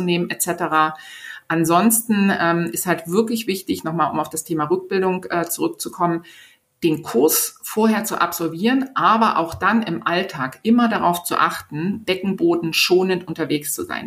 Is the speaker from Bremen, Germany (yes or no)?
no; Berlin, Germany; in Berlin, also in meiner Heimatstadt